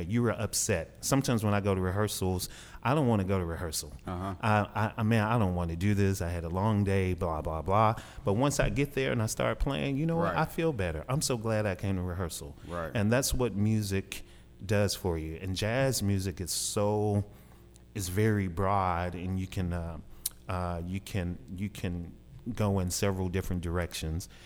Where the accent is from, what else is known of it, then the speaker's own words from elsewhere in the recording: Dumas, Arkansas, United States; also born or lived in Kansas City / Albuquerque, New Mexico; I'm I'm from Arkansas. I'm a, a, local guy. I grew up in Southeast Arkansas, Dumas